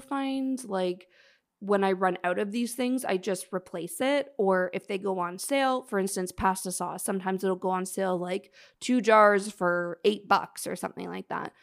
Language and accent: English; Canada; now in Toronto, Canada; … and I are in Toronto, we're Canadian